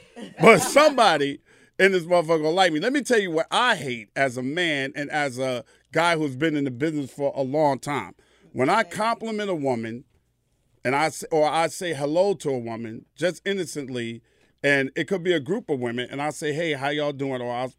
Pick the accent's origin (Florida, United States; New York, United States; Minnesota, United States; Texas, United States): New York, United States; I'm from New York.